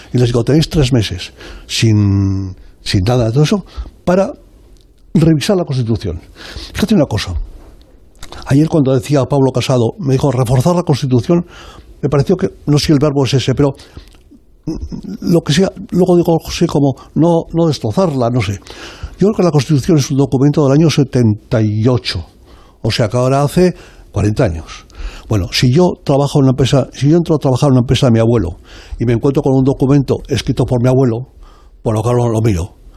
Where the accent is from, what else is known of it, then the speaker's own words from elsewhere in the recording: Zaragoza, Aragon, Spain; que soy yo de Zaragoza, yo soy de allí